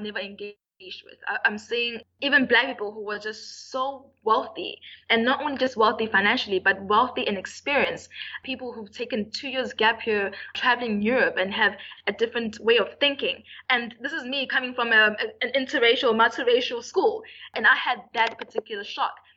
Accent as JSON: {"language": "English", "town": "Durban", "region": "KwaZulu-Natal", "country": "South Africa", "said": "UKZN, I'm from Durban"}